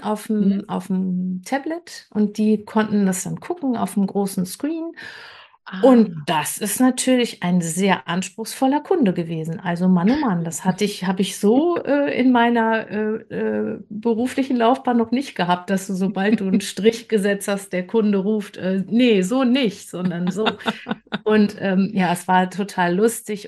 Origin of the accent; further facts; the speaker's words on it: Bergisches Land, North Rhine-Westphalia, Germany; now in Hamburg, Germany; Ich komme ursprünglich aus dem Bergischen Land und lebe jetzt ähm, in Hamburg.